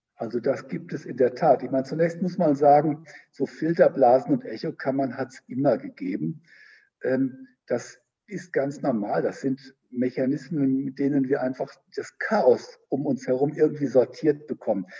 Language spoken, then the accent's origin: German; Germany; bei uns in Deutschland